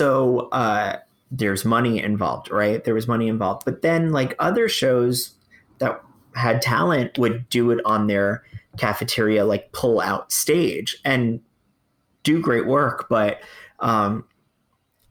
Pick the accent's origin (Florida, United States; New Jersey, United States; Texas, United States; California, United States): Florida, United States; Fort Lauderdale; I'm from Fort Lauderdale, where arts is alive. It is a very bizarre area, but the arts is pretty alive. And there's regional theaters, equity houses, museums, dance troupes, choir, everywhere. Like I was raised surrounded by the arts